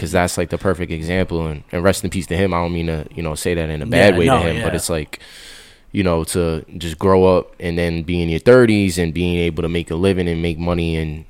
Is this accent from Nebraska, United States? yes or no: no; West Harrison, New York, United States; also born or lived in Throggs Neck, Bronx / New Rochelle; I'm from suburbia. Nah, I'm from West Harrison is the name of the town on the border of White Plains. That's where I grew up.